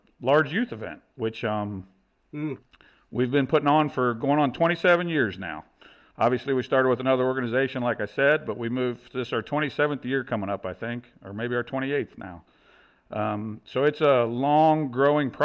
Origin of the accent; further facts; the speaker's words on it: Northern Kentucky, United States; I'm from Northern Kentucky, born and raised here, and it's a suburb. We're just south of Cincinnati